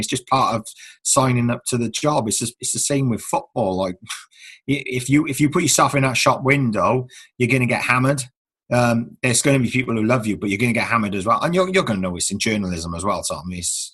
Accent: Newport, United Kingdom; I had probably my own growing up in Newport as well

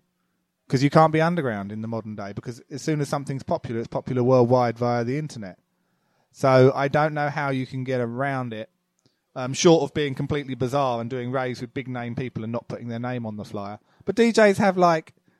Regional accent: Loughton, East of England, United Kingdom; moved away; also born or lived in Epping; Loughton in Essex, I guess. I think I was born in Epping.

